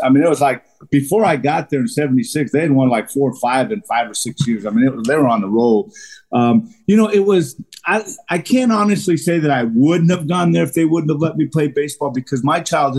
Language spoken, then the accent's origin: English; California, United States; But in the summer, you know, growing up in Southern California, man, we would try and get as many games in as possible.